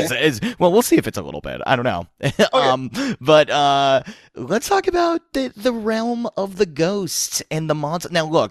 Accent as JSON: {"language": "English", "town": "Boston", "region": "Massachusetts", "country": "United States", "tie": "born or raised there", "said": "growing up in Boston"}